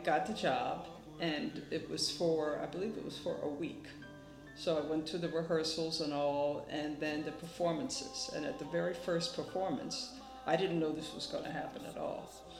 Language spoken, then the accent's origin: English; Philadelphia, Pennsylvania, United States; moved away as an adult; also born or lived in Germany / Boston; originally from Philadelphia.